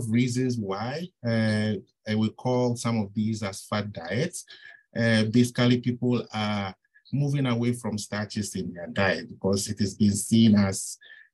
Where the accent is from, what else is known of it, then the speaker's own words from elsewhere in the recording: Ghana; moved away as an adult; also born or lived in Ontario, Canada; now in Minnesota, United States; I'm originally from Ghana. I did my bachelor's and master's at the University of Ghana